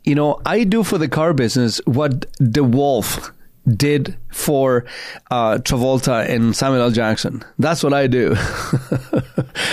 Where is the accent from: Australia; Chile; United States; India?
Chile; now in Canada; I grew up in Chile in the 70s and in most of the 80s